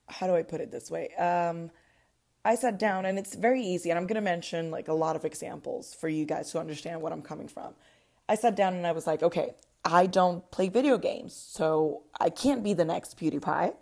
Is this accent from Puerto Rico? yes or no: yes; Puerto Rico; moved away as an adult; now in Orlando, United States; I was born and raised in Puerto Rico